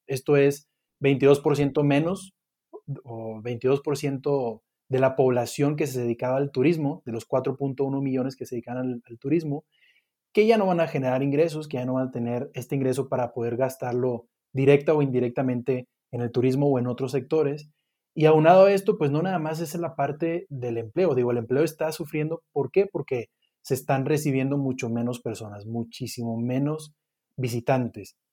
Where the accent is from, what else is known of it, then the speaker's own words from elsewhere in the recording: Monterrey, Nuevo León, Mexico; now in Mexico City, Mexico; igual soy regiomontano